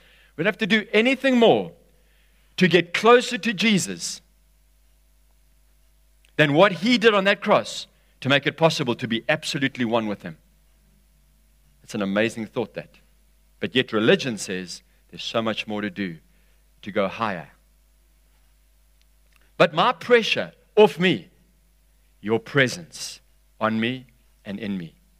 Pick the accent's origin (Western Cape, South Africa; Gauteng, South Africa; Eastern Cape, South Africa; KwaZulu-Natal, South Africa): KwaZulu-Natal, South Africa; Durban; Because we're from Durban, and Durban's been hammered a bit over the last 3 years.